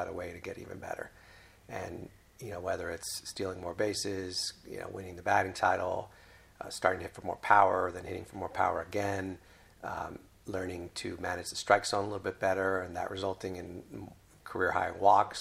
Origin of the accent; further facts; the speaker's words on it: Mexico City, Mexico; moved away; I never thought I would be a GM of a baseball team playing in my hometown.